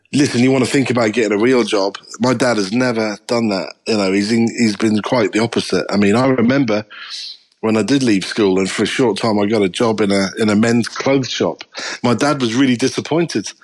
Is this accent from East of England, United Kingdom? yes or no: yes; Norwich, East of England, United Kingdom; moved away as an adult; also born or lived in Liverpool; I stayed in Norwich, in Norfolk, my hometown